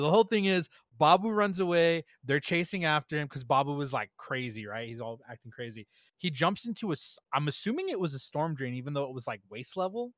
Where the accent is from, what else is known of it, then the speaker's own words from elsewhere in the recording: United States; me being an American